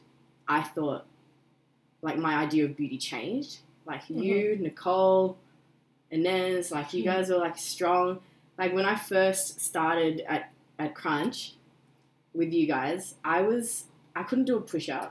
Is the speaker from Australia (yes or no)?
yes; Australia; I was born in Australia, but my background is Korean